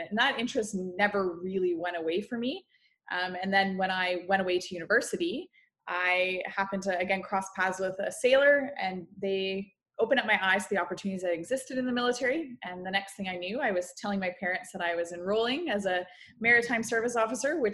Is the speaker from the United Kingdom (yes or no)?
no; Guelph, Ontario, Canada; I grew up in Guelph, Ontario.